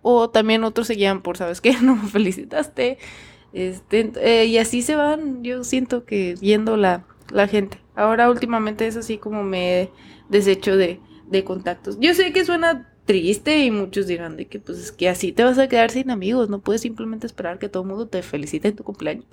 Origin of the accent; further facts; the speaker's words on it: Mexico; moved away as an adult; yo me fui de México